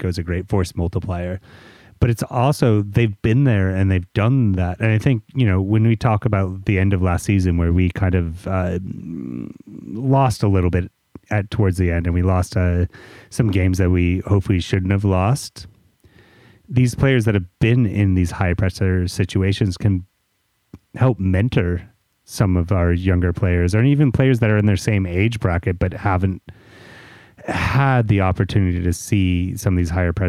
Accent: United States; as American podcasters

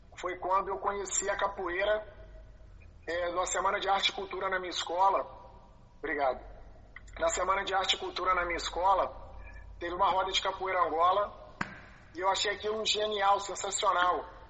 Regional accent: Belo Horizonte, Minas Gerais, Brazil; moved away as an adult; now in Rio de Janeiro, Brazil; eu sou de BH

